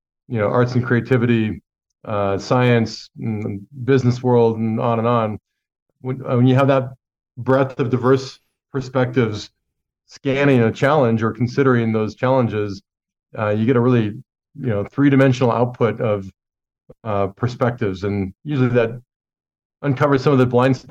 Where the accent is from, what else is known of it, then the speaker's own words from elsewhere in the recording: Montana, United States; I grew up in Montana